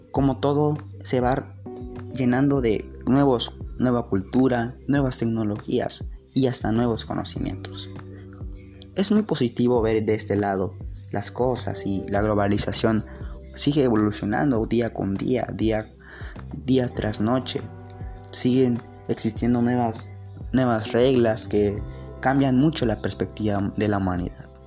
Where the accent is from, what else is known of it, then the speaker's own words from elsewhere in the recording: Mexico; seguir siendo los mexicanos que siempre hemos sido y como siempre echándole ganas a todo.